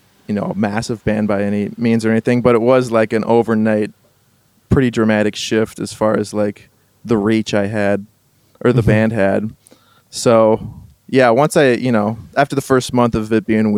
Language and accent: English; Ashland, Wisconsin, United States; moved away as an adult; also born or lived in Upper Peninsula, Michigan; now in Upper Peninsula of Michigan, United States; the town I grew up in Ashland is so far away from like Milwaukee and Madison and Appleton